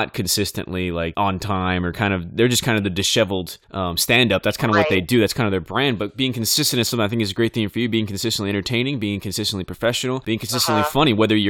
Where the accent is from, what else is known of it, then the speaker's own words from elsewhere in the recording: Bakersfield, California, United States; Bakersfield, California, my hometown